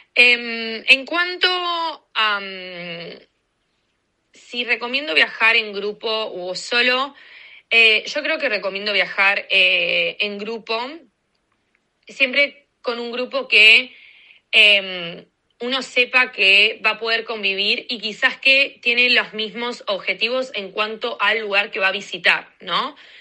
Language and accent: Spanish; Argentina; moved away as an adult; also born or lived in Washington, DC, United States; now in United States; soy de Argentina y este momento estoy viviendo en Estados Unidos hace dos años y siete meses